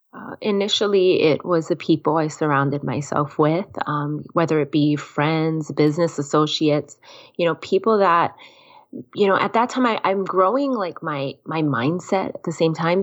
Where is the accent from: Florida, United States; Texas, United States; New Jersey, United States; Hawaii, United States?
Hawaii, United States; Kona; named after my hometown